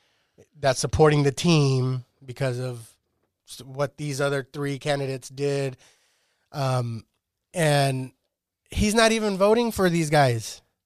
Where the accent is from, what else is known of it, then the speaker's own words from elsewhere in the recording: Shafter, California, United States; I'm from Shafter